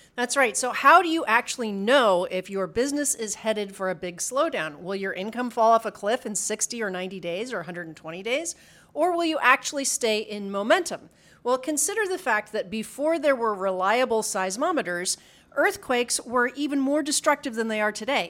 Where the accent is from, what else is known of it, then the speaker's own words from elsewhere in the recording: Midwest, United States; we grew up in the Midwest